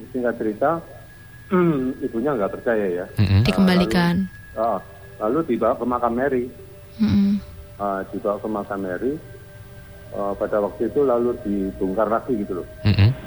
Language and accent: Indonesian; Surabaya, East Java, Indonesia; Saya, saya ini berasal dari Surabaya.